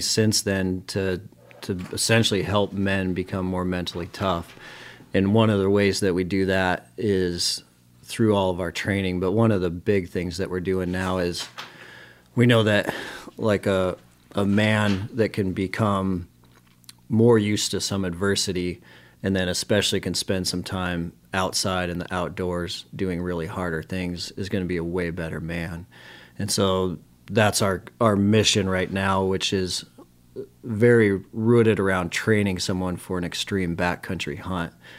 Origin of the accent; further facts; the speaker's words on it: Billings, Montana, United States; Born and raised in Montana.